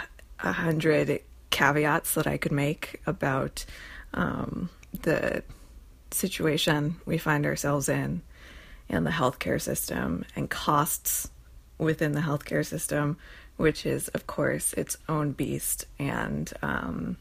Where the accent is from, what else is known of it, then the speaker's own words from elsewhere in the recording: New Jersey, United States; I'm from New Jersey